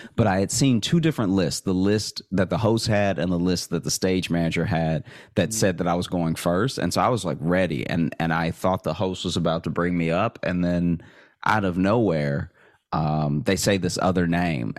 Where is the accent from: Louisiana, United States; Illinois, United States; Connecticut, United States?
Louisiana, United States; Alexandria; moved away as an adult; also born or lived in Shreveport, Louisiana / Chicago; now in New York, United States; I grew up in in Alexandria